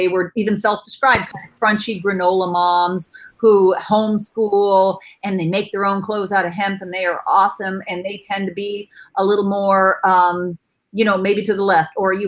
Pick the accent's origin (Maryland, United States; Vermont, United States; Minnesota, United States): Vermont, United States; I'm from Vermont